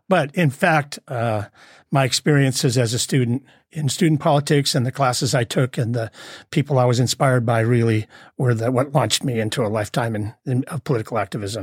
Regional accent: Southern California, United States; also born or lived in Glendale, California / Arizona; now in Humboldt County, United States; most of my childhood was spent in Southern California.

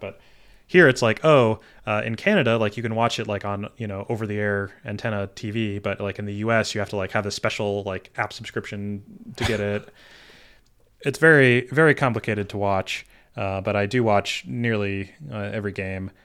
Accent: Michigan, United States; I was born in Michigan

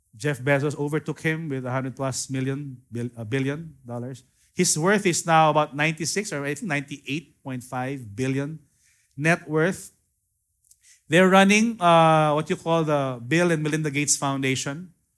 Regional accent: Philippines; I am a Filipino, I'm not a Hebrew

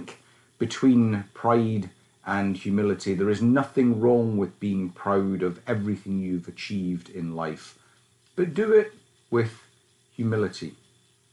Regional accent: Scotland, United Kingdom; you can tell that I was brought up in Scotland when I was a wee boy, and I was a wee boy. The accent comes through loud and clear

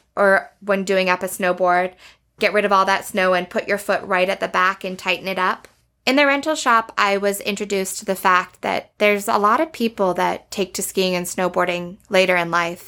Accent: Banff, Alberta, Canada; Growing up in Banff

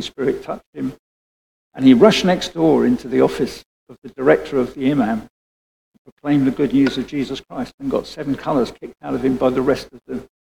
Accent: United Kingdom; Being British

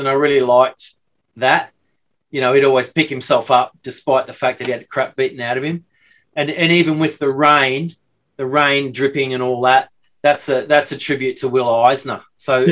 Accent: Brisbane, Queensland, Australia; also born or lived in London; now in Sydney, Australia; I'm from Brisbane, just incidentally. I lived in Sydney for like 30 years

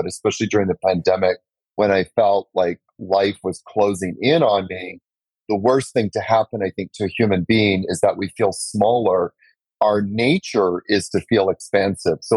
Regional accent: Canada; moved away as an adult; also born or lived in New York; now in Costa Rica; I'm from Canada. Moved to New York for 10 years

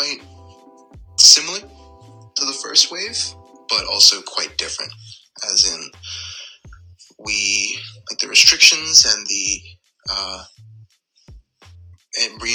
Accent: Bermuda; moved away as an adult; also born or lived in Ontario, Canada; I'm from Bermuda.

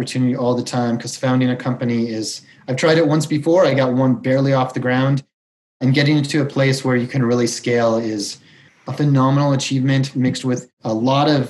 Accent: Colorado, United States; moved away as an adult; also born or lived in Chicago / San Francisco / South America / Brazil; I was born in Chicago. I grew up in Colorado. I basically consider this my hometown

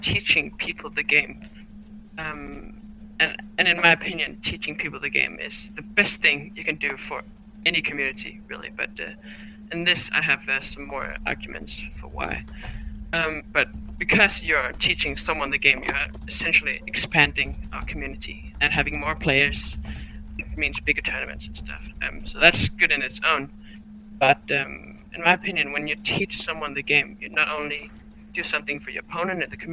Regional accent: Denmark; I'm from Denmark.

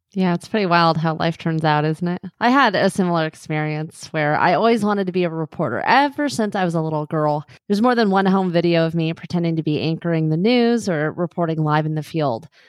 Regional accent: Southern California, United States; moved away as an adult; also born or lived in North Central Montana / Palm Springs; I grew up in Southern California

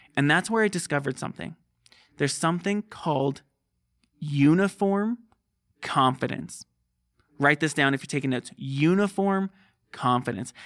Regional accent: Southern California, United States; moved away; I grew up in Southern California near the beach

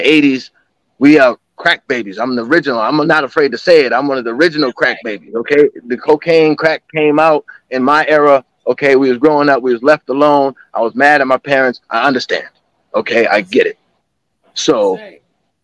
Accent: South Carolina, United States; moved away; also born or lived in Boston / Miami; I grew up longer in South Carolina, but just that Southern unity coming from Boston was a different flavor for me in the 90s

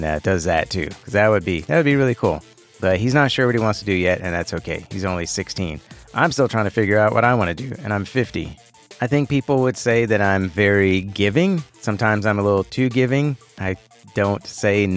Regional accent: Houston, Texas, United States; I was born here in Houston. I'm a native Houstonian. Been here my whole life

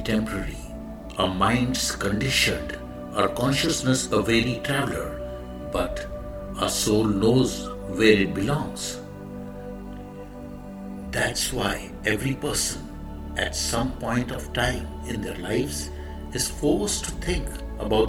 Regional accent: India; I am the Indian monk

